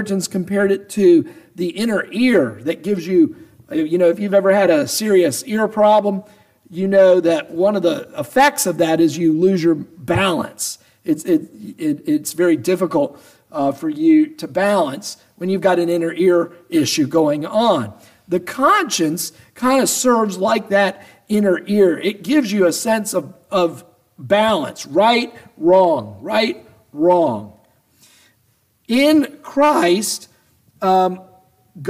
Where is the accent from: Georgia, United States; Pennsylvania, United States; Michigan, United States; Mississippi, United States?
Georgia, United States; Atlanta; I grew up in Atlanta